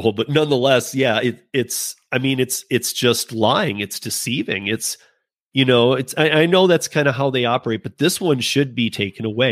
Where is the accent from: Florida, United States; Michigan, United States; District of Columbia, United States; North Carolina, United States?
Michigan, United States; I'm from Michigan. Um, my family grew up uh, working Ford Motor